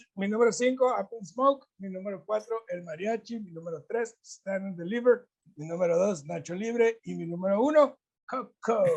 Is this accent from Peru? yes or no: no; Mexico; como buen mexicano